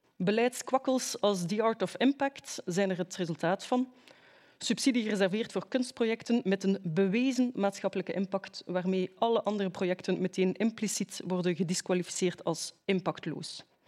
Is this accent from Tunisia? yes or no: no; Ghent, Flanders, Belgium; mijn thuisstad, het mooie Gent